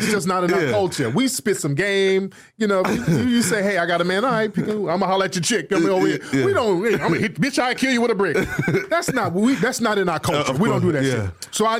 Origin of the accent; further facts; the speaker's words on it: United States; we, as Foundation of Black Americans